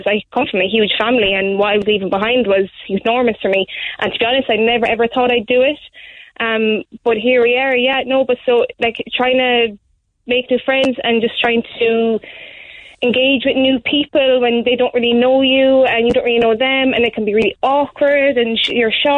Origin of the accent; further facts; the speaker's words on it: Gort, Connacht, Ireland; moved away as an adult; also born or lived in Galway; now in Carrigaline, Ireland; I'm from Gort